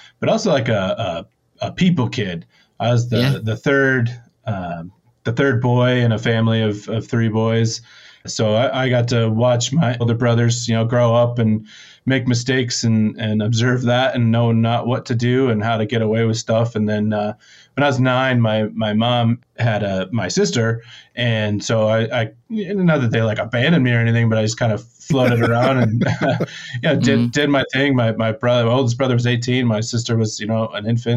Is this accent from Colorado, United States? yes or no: yes; Steamboat Springs, Colorado, United States; also born or lived in Southern California; moved to Colorado to Steamboat Springs